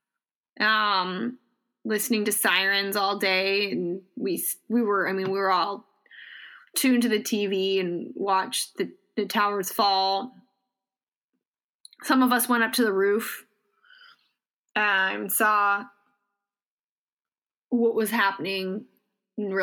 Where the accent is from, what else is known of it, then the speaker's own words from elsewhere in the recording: New York City, New York, United States; moved away as an adult; now in Upstate New York, United States; I live upstate and I call upstate home now, but I went to school in New York City and I grew up in New York City.